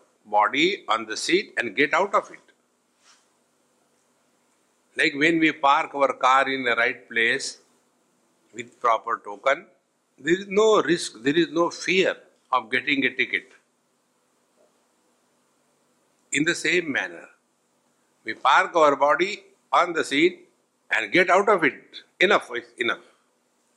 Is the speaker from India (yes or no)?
yes; India; I am a man, I am old, I am Indian